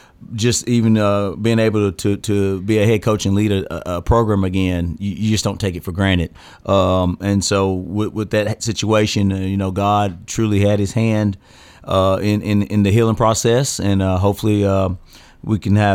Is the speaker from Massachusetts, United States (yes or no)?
no; Murfreesboro, Tennessee, United States; Born and raised in Murfreesboro, and great community.